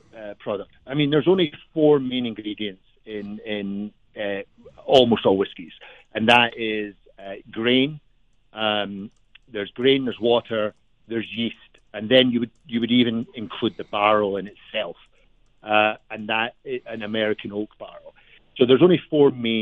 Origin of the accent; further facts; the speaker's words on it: Glasgow, Scotland, United Kingdom; moved away as an adult; now in Boulder, United States; by my accent, I'm not from Colorado. I'm from Glasgow in Scotland